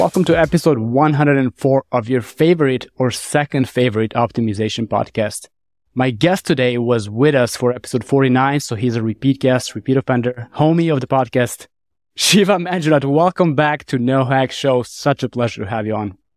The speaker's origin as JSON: {"language": "English", "town": "Niš", "region": "Nišava District", "country": "Serbia", "tie": "born or raised there", "said": "my hometown of, in Serbia, town of Niš"}